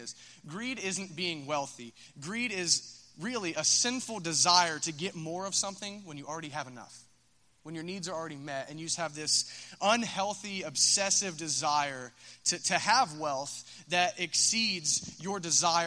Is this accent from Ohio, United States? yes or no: yes; Minford, Ohio, United States; I'm from Minford